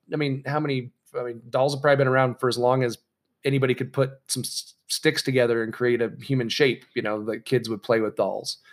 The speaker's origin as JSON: {"language": "English", "town": "San Clemente", "region": "California", "country": "United States", "tie": "born or raised there", "said": "my hometown, uh, of San Clemente"}